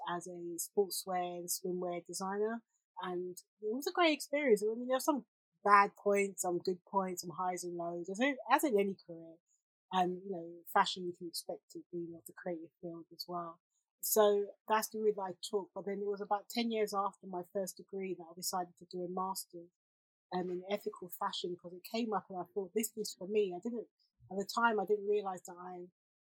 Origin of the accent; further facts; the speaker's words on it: Jamaica; being a Jamaican girl